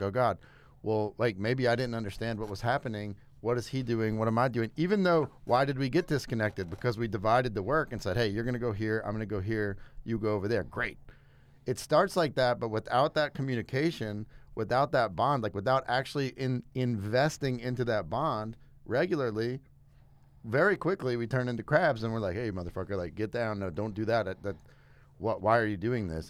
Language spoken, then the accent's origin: English; South Louisiana, United States; moved away; I'm from South Louisiana originally